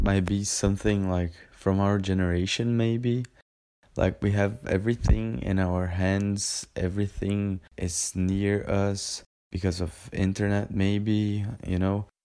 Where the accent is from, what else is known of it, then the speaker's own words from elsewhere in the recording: Brazil; we're from Brazil